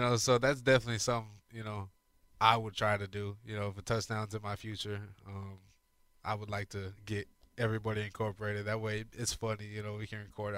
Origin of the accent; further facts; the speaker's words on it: Arizona, United States; moved away as an adult; now in Houston, United States; I grew up in Arizona